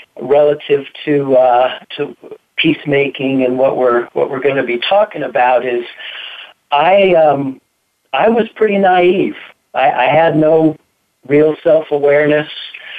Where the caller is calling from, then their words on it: Boulder, Colorado, United States; I am in Boulder, Colorado.